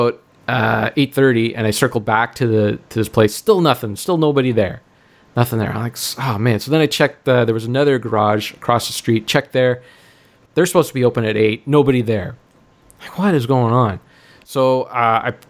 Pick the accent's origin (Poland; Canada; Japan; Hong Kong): Canada; Stouffville, Ontario; my hometown here, Stouffville